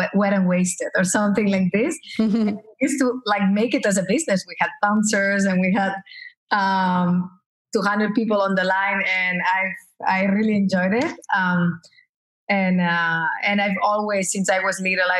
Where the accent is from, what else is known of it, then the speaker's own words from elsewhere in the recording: Barcelona, Catalonia, Spain; moved away as an adult; also born or lived in Paris / Los Angeles; now in United States; I was raised in Barcelona. I spent until 32 years old in Barcelona.